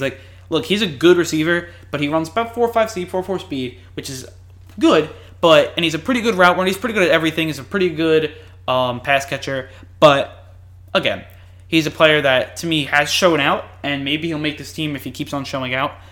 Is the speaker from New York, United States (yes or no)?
yes; New York, United States; I'm from New York